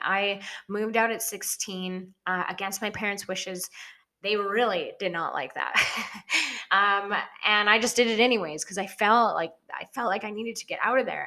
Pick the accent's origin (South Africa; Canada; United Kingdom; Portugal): Canada; small town near Edson, Alberta; moved away as an adult; now in Kelowna, Canada; initial town that I moved out of was like a thousand people, a thousand people. And then I moved to Edson against my parents' wishes